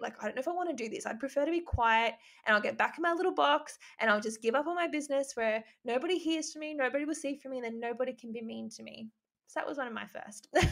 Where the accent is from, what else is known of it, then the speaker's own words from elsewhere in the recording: Albury, New South Wales, Australia; moved away as an adult; also born or lived in Gold Coast; I'm from Albury, which isn't really, it's a small town, but it's not actually that small, but everyone knows everyone. And so I, I lived there until I was 18, then moved to the Gold Coast